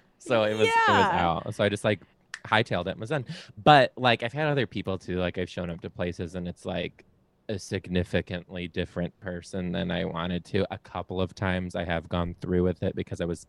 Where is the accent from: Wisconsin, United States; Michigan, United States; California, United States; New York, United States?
Michigan, United States; Detroit; I'm from Detroit.